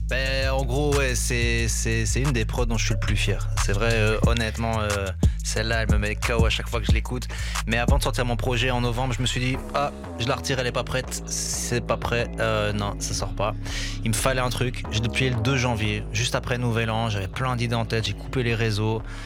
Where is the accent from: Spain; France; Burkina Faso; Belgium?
Belgium; Brussels, Brussels-Capital Region; j'ai grandi à Bruxelles au milieu de tellement de cultures différentes